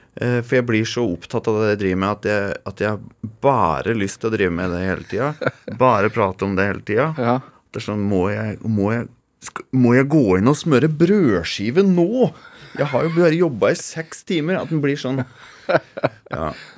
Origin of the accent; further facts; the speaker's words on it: Toten, Innlandet, Norway; Dirigerte kirkekoret hjemme på Toten i 25 år.